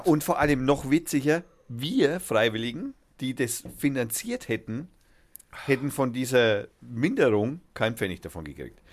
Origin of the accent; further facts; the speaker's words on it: Germany; bei uns in Deutschland